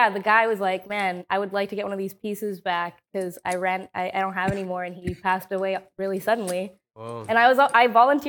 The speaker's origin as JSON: {"language": "English", "town": "Houston", "region": "Texas", "country": "United States", "said": "That is true. I'm from"}